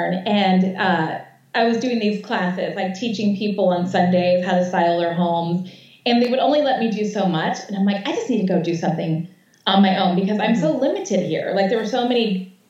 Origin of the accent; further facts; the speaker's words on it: Connecticut, United States; also born or lived in South Florida; now in Atlanta, United States; So we wanted a classic kind of Connecticut house because I'm from Connecticut